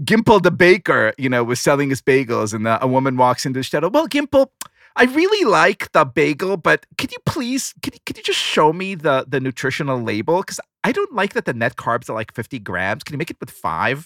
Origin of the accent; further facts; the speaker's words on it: Israel; moved away; growing up in Israel, that was always a very joyous day